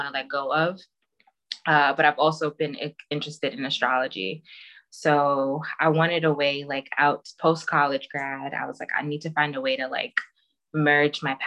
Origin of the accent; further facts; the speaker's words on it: Jamaica; I'm Jamaican